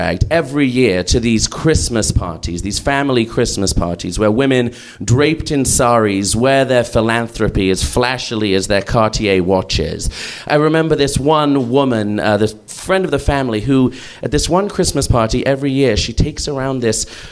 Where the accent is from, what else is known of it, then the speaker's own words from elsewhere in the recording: London, United Kingdom; I'm not from India. I'm from London, as you can maybe hear.